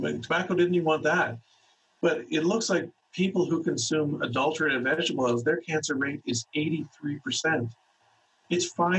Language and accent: English; Canada; We have a standard blood requisition form that's standard for all of the province that I'm from Canada, so I practice in Canada.